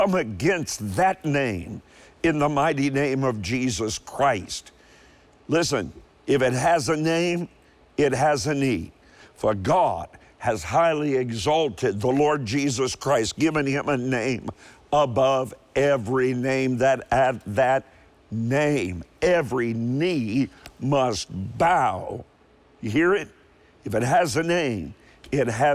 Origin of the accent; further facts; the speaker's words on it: Kentucky, United States; also born or lived in Cleveland, Ohio; I was born in Cleveland. You say, but you're from Kentucky. I know, but my father took a job in Cleveland